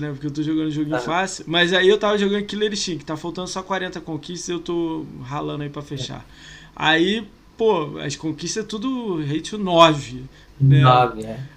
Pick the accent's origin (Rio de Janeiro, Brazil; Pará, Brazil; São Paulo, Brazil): Rio de Janeiro, Brazil; A gente é do Rio, né?